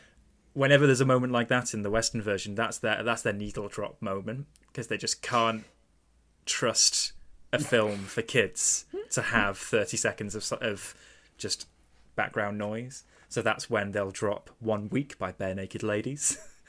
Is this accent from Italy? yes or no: yes; Italy; English is a second language; I grew up in Italy watching Digimon on TV before school, and that's what sparked my interest in anime.